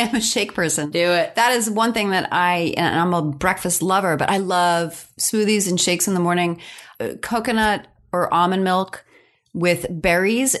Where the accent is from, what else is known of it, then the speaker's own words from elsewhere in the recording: New York, United States; also born or lived in Pennsylvania; I'm a New Yorker